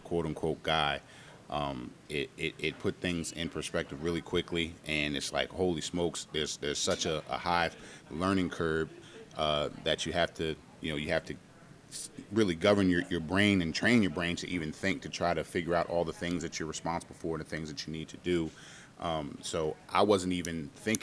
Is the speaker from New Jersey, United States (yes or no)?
yes; Montclair, New Jersey, United States; moved away as an adult; also born or lived in Brooklyn, New York / Charlottesville, Virginia / Richmond, Virginia; now in Virginia, United States; was born in Brooklyn, raised in Montclair, New Jersey.